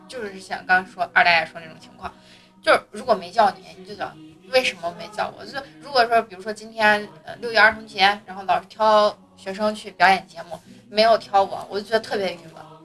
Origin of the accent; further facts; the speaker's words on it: Xi'an, Shaanxi, China; 因为我是地地道道的， 西安人，啊哈。就是城墙根儿长大的。我们家最早是在北大街上住着呢